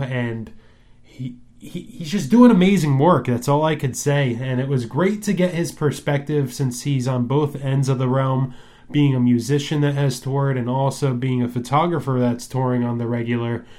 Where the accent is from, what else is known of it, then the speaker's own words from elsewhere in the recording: New Jersey, United States; growing up in the New Jersey music scene